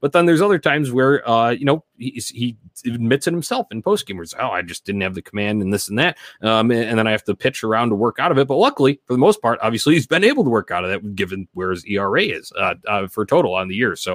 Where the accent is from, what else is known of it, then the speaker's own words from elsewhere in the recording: Indianapolis, Indiana, United States; Obviously, growing up in Indianapolis feels like home, about closest to there uh, geographically uh, maybe outside St. Louis there.